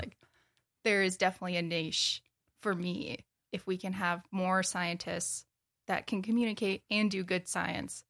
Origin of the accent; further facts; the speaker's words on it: Wisconsin, United States; moved away as an adult; also born or lived in Corning, Iowa / Colorado / Michigan / Wyoming; now in Bozeman, United States; I grew up in Wisconsin